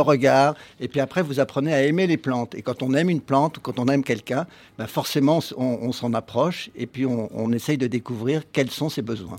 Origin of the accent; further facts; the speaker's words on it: Paris, Île-de-France, France; qui suis un jardinier urbain, parce que je suis né à Paris, je suis né en ville